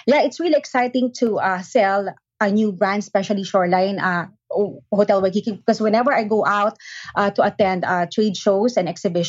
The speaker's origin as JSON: {"language": "English", "country": "Philippines", "tie": "born or raised there", "moved": "as an adult", "lives_now": "Hawaii, United States", "said": "when I was in my home country, Philippines."}